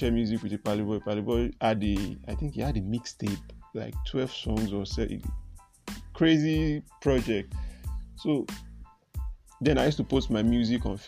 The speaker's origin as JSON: {"language": "English", "region": "Lagos", "country": "Nigeria", "said": "I'm from Lagos Island, Adeniji side."}